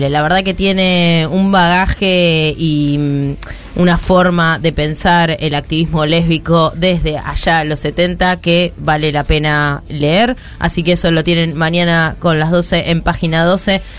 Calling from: La Plata, Buenos Aires Province, Argentina; de La Plata

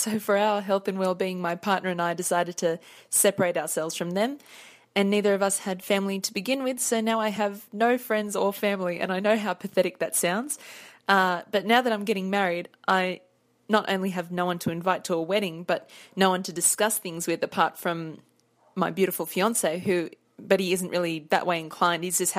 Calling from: Sydney, New South Wales, Australia; Hi Alicia … I'm from Sydney, Australia.

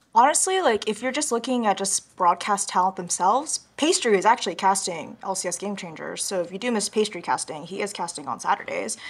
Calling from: Los Angeles, California, United States; I'm calling from Los Angeles, California

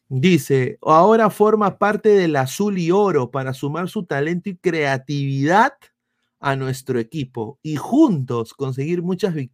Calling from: Orlando, Florida, United States; acá eh, vivo, eh, vengo desde Orlando.

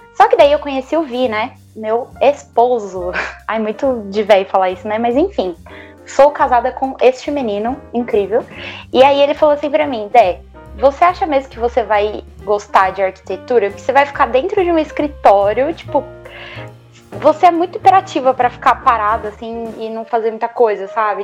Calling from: Santo André, São Paulo, Brazil; Eu falo de Santo André

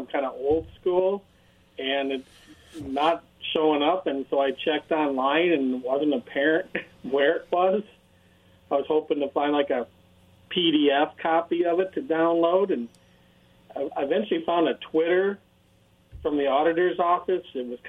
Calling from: Richland, Washington, United States; Hey, this is … in Richland.

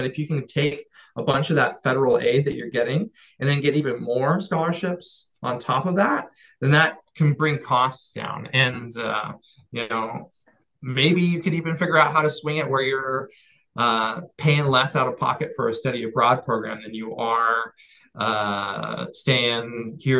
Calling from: California, United States; I'm coming from the Central Coast of California. That's where I'm speaking to you from today, you know, and so it's got a higher cost of living.

